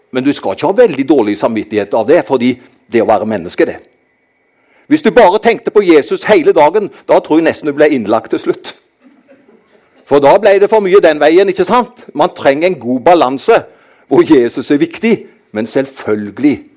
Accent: Karmøy, Rogaland, Norway; Jeg kommer fra dette herlige fylket som heter Rogaland. Men jeg er oppvokst på den kristne ø Karmøy.

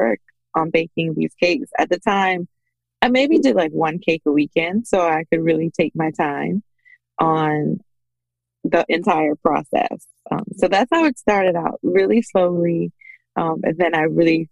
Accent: Bahamas; moved away as an adult; now in United States; I am originally from the Bahamas

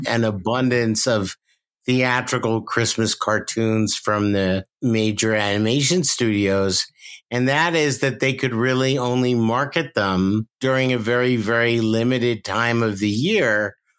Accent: New York, United States; now in Los Angeles, United States; growing up in New York

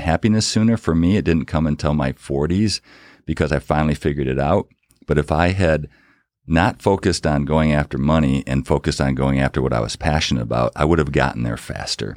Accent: Battle Creek, Michigan, United States; we grew up in Battle Creek, Michigan, very small town

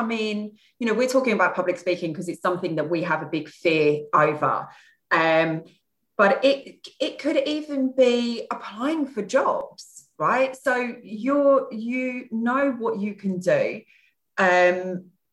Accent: Kent, South East England, United Kingdom; I come from Kent.

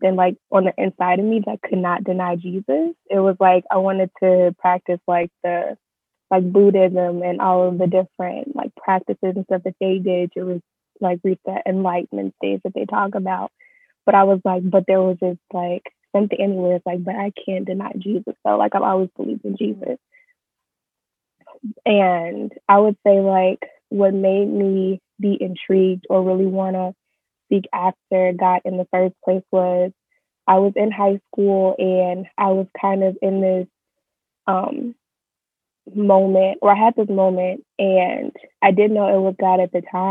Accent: Chicago, Illinois, United States; I am born and raised in Chicago, currently living in Chicago

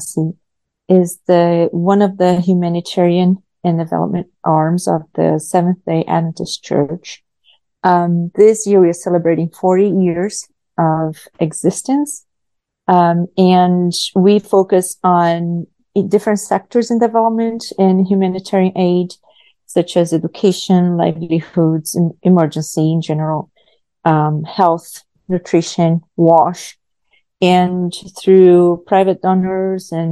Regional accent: Brazil; English is a second language; moved away as an adult; also born or lived in Myanmar / Nebraska, United States; I am natural from Brazil. I was born in Brazil. I started my teaching career there, teaching as young as I was 16 years old

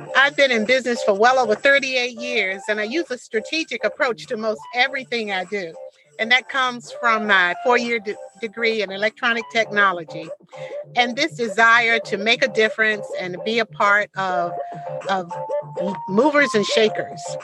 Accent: Portsmouth, Virginia, United States; this hometown because this is where my parents raised me

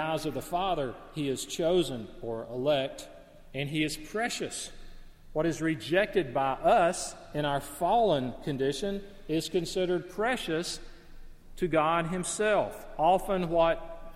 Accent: northeast Alabama, United States; the woods and the rugged hills and cliffs and caves, which were right out the back door of my family home in northeast Alabama

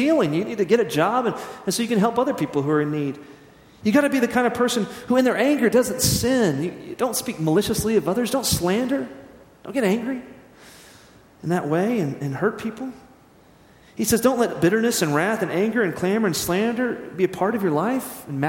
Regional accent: United States; As American Christians

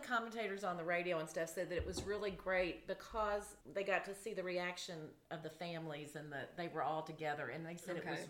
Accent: Kentucky, United States; now in Ohio, United States; even though I live in Ohio, I am from Kentucky, born and raised.

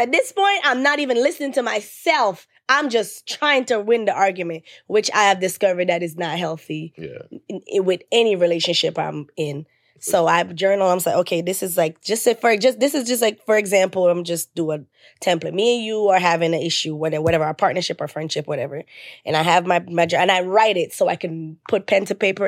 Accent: Jamaica; I'm Jamaican

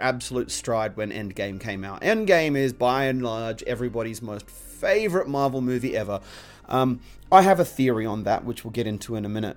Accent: Australia; growing up in Australia

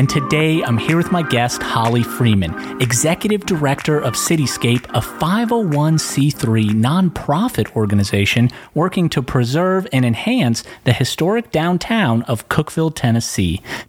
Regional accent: Russia; moved away; I'm an immigrant from Russia with family in both Russia and Ukraine.

